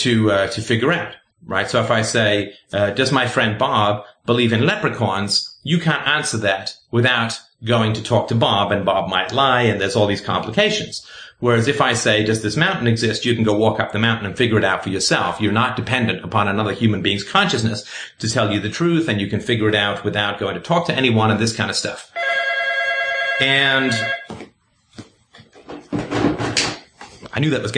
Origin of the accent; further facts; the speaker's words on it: England, United Kingdom; also born or lived in Ireland / South Africa; now in Canada; I currently live in Canada. I was born in Ireland. I grew up in England. I spent a little time in South Africa. Then I moved to Canada.